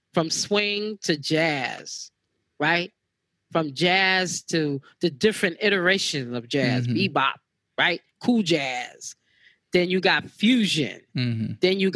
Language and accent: English; New York City, New York, United States; I grew up with a lot of Puerto Ricans, right? Here in the Bronx